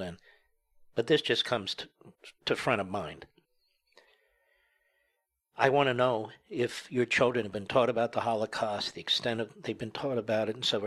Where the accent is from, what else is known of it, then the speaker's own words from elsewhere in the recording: United States; I was born here